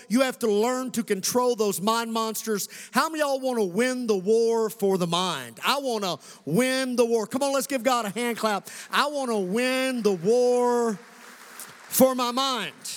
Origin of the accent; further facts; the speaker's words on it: Western Kentucky, United States; also born or lived in Colorado; This kid who grew up right here in Western Kentucky, Commonwealth of Kentucky